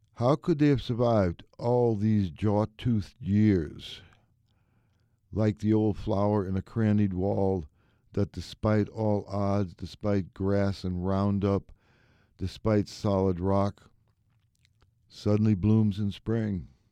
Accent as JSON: {"language": "English", "town": "New Orleans", "region": "Louisiana", "country": "United States", "tie": "born or raised there", "moved": "yes", "said": "I was born and raised in New Orleans"}